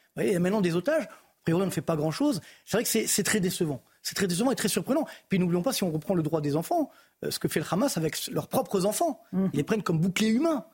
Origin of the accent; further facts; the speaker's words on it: Orly, Île-de-France, France; je viens des cités HM d'Orly